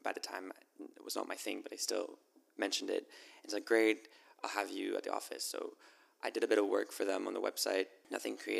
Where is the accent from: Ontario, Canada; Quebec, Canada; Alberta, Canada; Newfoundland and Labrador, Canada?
Quebec, Canada; Montreal; Born and raised in Montreal.